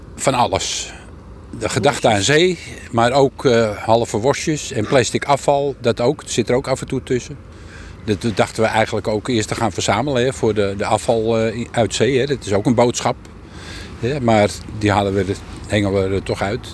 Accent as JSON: {"language": "Dutch", "region": "Randstad", "country": "Netherlands", "moved": "as an adult", "lives_now": "Harlingen, Netherlands", "said": "Ik kom uit de Randstad"}